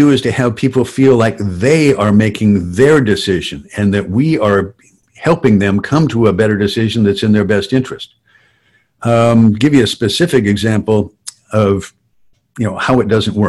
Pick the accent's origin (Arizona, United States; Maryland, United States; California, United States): California, United States; Southern; I grew up in construction in Southern California